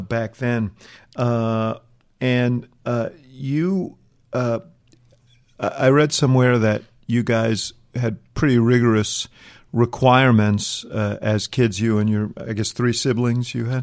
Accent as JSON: {"language": "English", "region": "New York", "country": "United States", "tie": "born or raised there", "said": "I grew up in New York"}